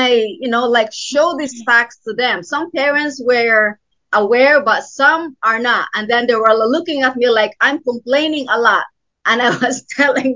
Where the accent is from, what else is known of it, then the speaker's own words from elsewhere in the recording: Philippines; now in Pennsylvania, United States; I'm from the Philippines. I'm in Pennsylvania